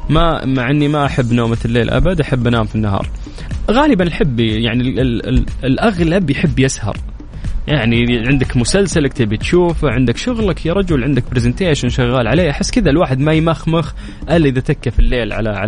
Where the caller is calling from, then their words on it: Riyadh, Riyadh Province, Saudi Arabia; من الرياض